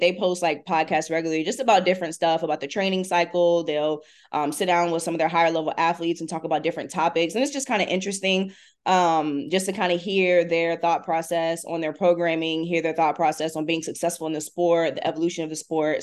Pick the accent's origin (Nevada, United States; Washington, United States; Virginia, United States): Virginia, United States; Hampton; I grew up in Hampton, Virginia